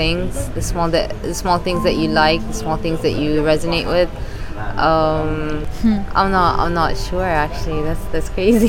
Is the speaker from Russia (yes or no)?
no; Kuwait; born there; yeah, I was born in Kuwait, actually.